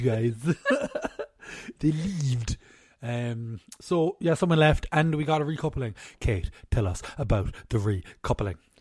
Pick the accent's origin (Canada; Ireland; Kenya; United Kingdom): Ireland; We're Irish here